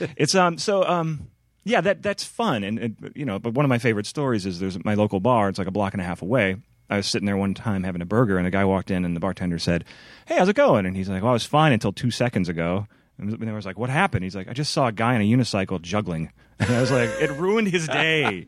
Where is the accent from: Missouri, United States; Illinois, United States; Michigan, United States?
Illinois, United States; Chicago; moved away as an adult; now in Portland, United States; I grew up in Chicago